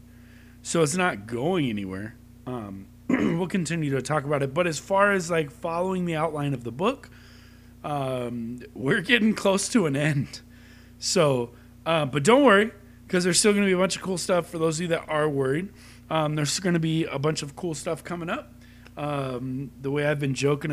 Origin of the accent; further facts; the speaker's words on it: Long Beach, California, United States; we grew up in Long Beach